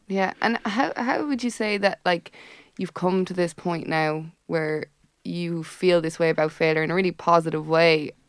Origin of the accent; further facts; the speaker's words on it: Tipperary, Munster, Ireland; moved away; I'm from Tipperary